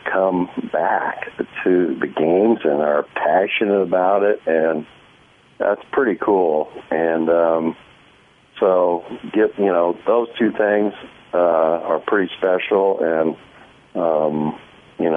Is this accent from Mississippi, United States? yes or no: no; Iowa, United States; also born or lived in Washington; now in Kansas City, United States; I grew up in Iowa, and I met my wife in Kansas City, and then I went to Washington